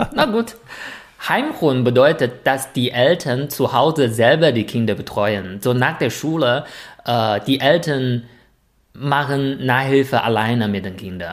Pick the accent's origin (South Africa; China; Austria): China; als Chinese